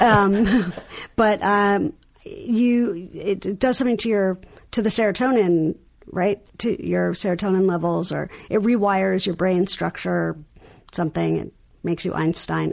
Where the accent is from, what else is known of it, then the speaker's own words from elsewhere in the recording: New York, United States; accent: New York; my New York accent